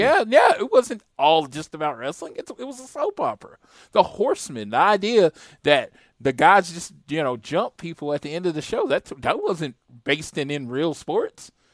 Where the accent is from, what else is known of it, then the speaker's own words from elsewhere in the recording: United States; I'm American